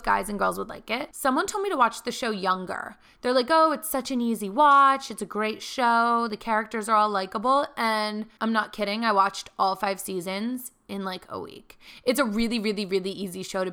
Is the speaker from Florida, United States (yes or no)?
no; Philadelphia, Pennsylvania, United States; moved away; flying to home to Philly